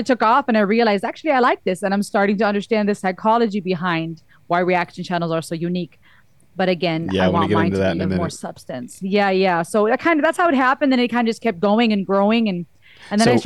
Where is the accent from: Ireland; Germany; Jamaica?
Germany; now in United States; I'm half Cuban, half German. I was born and raised in Germany. I live in the States now